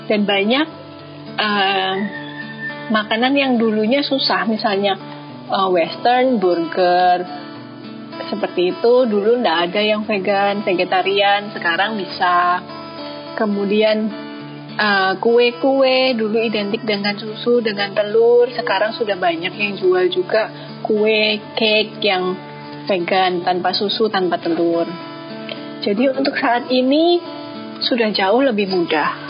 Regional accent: Surabaya, East Java, Indonesia; now in Bali, Indonesia; saya …, saya asli Surabaya. Saya tapi sudah keluar dari Surabaya untuk sekolah di beberapa kota di Indonesia sampai akhirnya saya sekarang terdampar di Bali.

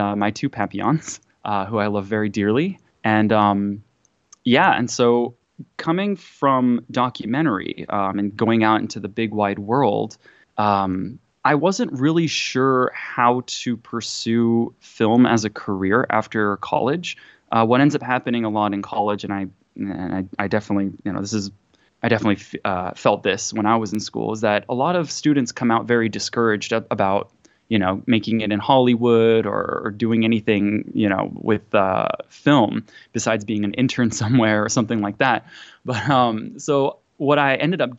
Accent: Tokyo, Japan; now in United States; I was born and raised in Japan, Tokyo, Japan, to a mixed family

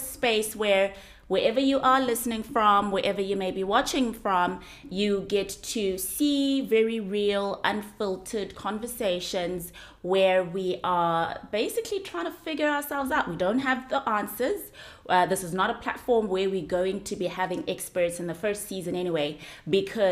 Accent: South Africa; I'm not an American woman. I'm a South African woman

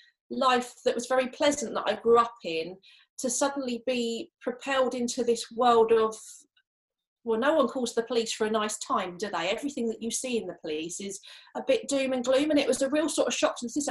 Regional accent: Canterbury, South East England, United Kingdom; I'm literally only 5 miles away from where I grew up, which was in Canterbury in Kent

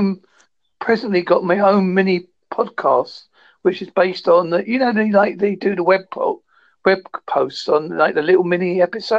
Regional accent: United Kingdom; because I'm British

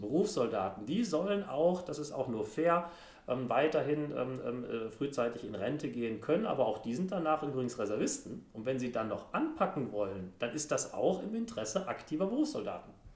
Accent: Brilon, North Rhine-Westphalia, Germany; Ich komme auch noch aus Brilon, ist die waldreichste Stadt Deutschlands.

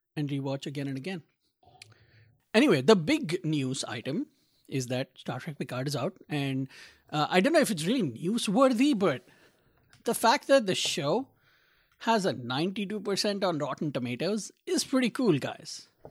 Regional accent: India; now in Little Rock, United States; as an Indian who grew up in a tropical country

